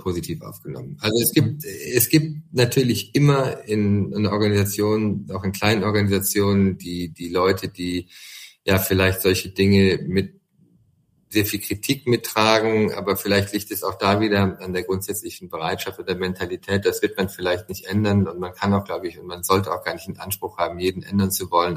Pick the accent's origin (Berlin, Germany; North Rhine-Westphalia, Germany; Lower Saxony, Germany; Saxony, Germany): North Rhine-Westphalia, Germany; Siegen; moved away; Ich wohne zwar nicht mehr in Siegen, aber es ist nun mal meine Heimat, da komme ich her und das kann ich nicht und das will ich und würde ich auch niemals verleugnen. Ich bin ein Siegerländer